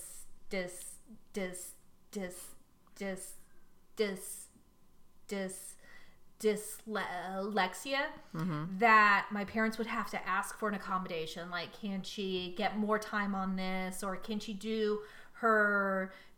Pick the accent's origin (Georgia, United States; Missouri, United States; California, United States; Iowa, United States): California, United States; San Leandro; I passed my old school in San Leandro on 580